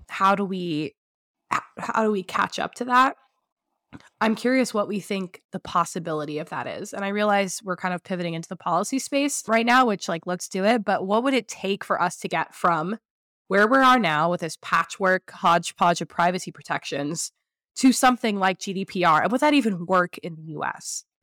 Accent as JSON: {"language": "English", "region": "California", "country": "United States", "moved": "yes", "said": "I'm originally from California"}